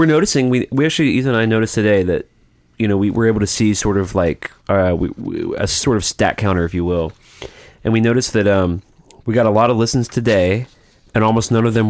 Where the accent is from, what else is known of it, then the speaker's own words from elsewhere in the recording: Alabama, United States; I'm from Alabama.